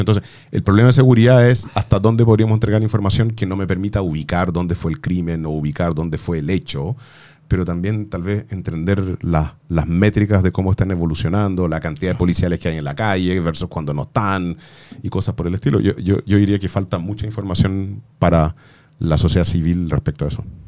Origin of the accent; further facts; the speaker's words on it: Chile; como chilenos